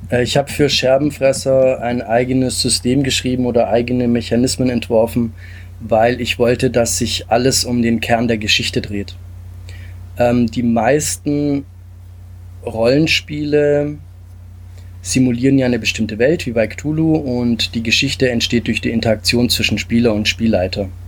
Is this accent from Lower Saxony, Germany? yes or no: no; Stuttgart, Baden-Württemberg, Germany; also born or lived in Italy; ähm, lebe und bin aufgewachsen in Stuttgart und Umgebung, komme ursprünglich aus Italien